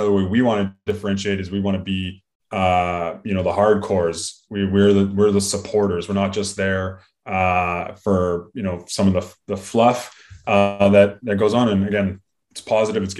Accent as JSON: {"language": "English", "country": "Canada", "said": "we are Canadian first and foremost as well, and we're hockey fans"}